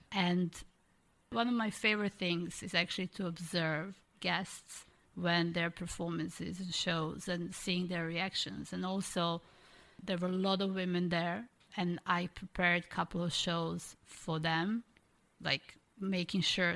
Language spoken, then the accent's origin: English; Croatia; moved away; originally, obviously, I'm from Croatia